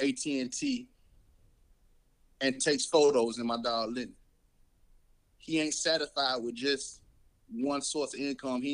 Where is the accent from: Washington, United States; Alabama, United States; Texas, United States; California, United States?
Alabama, United States; Mobile; growing up in Mobile